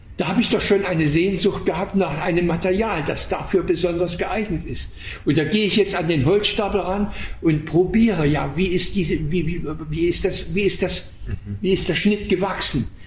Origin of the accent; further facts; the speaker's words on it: Waldheim, Saxony, Germany; moved away; in Waldheim, meiner, Heimat, meiner Heimatstadt